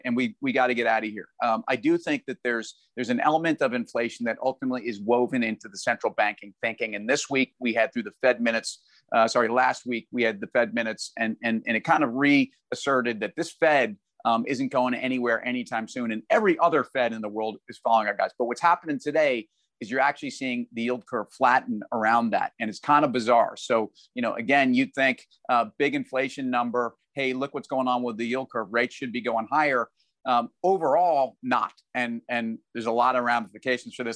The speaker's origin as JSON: {"language": "English", "region": "New York", "country": "United States", "said": "I'm a New Yorker."}